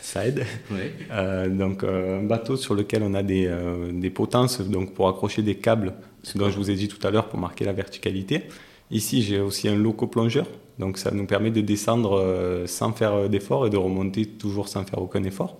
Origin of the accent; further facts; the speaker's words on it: Marseille, Provence-Alpes-Côte d'Azur, France; non loin de là où j'ai grandi, donc je suis natif d'à côté, euh, des quartiers nord de Marseille